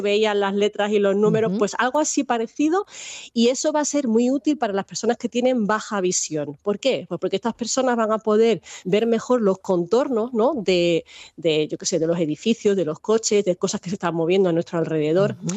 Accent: Minas de Riotinto, Andalusia, Spain; now in Salamanca, Spain; vivo en Salamanca, pero yo soy andaluza, que ya lo has dicho que soy de Huelva, de Minas de Río Tinto

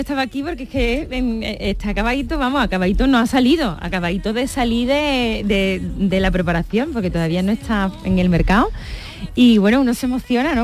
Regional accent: Seville, Andalusia, Spain; aquí en mi tierra

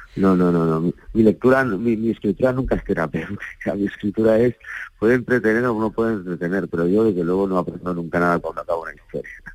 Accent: Galicia, Spain; por la tradición oral con la que yo crecí en Galicia

